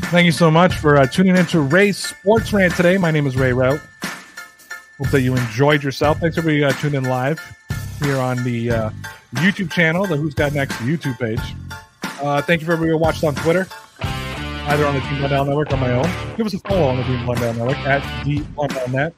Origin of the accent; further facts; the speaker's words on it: Canada; I'm Canadian